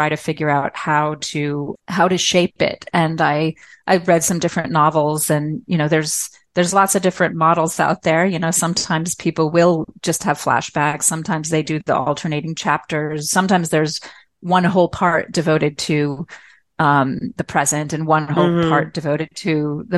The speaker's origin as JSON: {"language": "English", "town": "Newton", "region": "Massachusetts", "country": "United States", "tie": "born or raised there", "also_born_or_lived": "Malawi / Myanmar", "moved": "as an adult"}